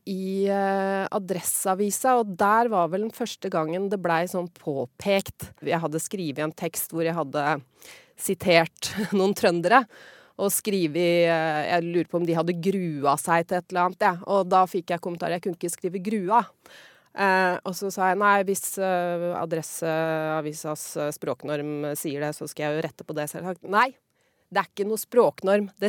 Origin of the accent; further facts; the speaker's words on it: Hokksund, Buskerud, Norway; accent: broad Eastern Norwegian; Jeg er jo fra Nedre Buskerud, Hokksund, eh, hvor de snakker veldig sånn breit Eh, østlandsmål, da, egentlig. Så det er sånn eh, jeg eh, snakka da jeg var lita, og så etter hvert så begynte jeg å moderere meg mer og mer.